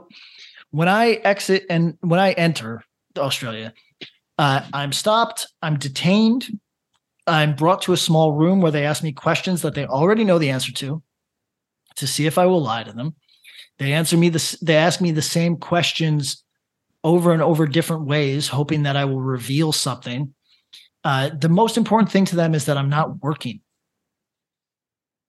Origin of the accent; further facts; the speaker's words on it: upstate New York, United States; moved away; also born or lived in Los Angeles; I'm from upstate New York